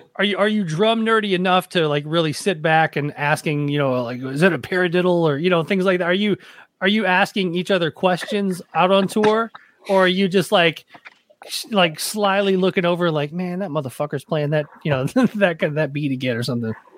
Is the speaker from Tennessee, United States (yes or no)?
yes; Nashville, Tennessee, United States; moved away; I grew up in Nashville